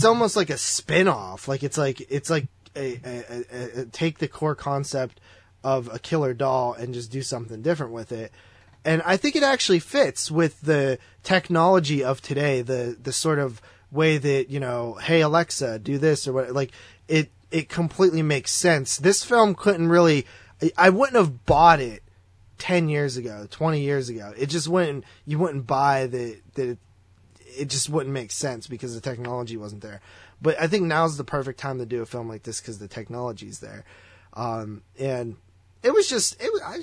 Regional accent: Brownsville, Pennsylvania, United States; my hometown

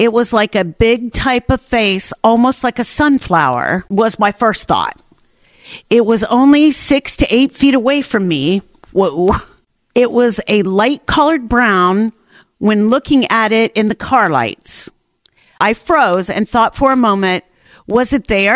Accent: Perry County, Ohio, United States; Grew up there in Perry County

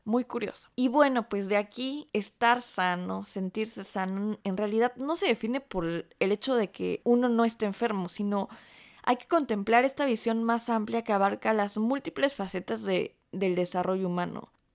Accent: Mexico; now in Stuttgart, Germany; nuestro nombre como mexicanas

